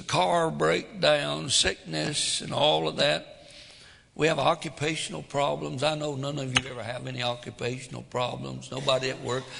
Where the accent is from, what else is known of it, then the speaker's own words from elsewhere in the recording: the Deep South, United States; I was raised in the deepest part of the South